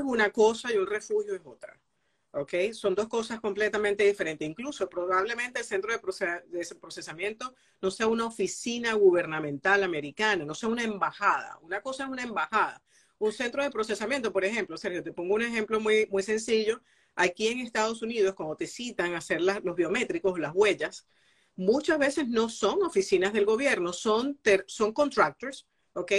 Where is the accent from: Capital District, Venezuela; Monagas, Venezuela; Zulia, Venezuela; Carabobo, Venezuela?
Monagas, Venezuela; Maturín; soy de Venezuela y de Maturín, además orgullosa de ser muy oriental